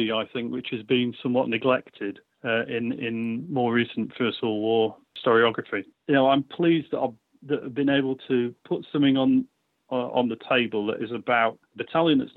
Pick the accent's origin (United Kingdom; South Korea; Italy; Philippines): United Kingdom; Lancashire, North West England; I grew up in Lancashire, on the Lancashire coast